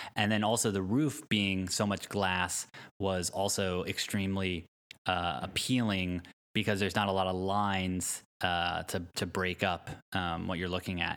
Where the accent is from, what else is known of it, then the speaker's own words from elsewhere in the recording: Connecticut, United States; now in Palo Alto, United States; I grew up in Connecticut